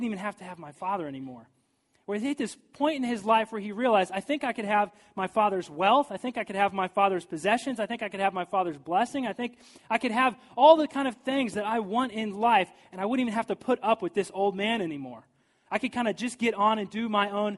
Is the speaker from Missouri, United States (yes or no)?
yes; St. Joseph, Missouri, United States; now in St. Louis, United States; I moved from St. Joseph, Missouri to here to St. Louis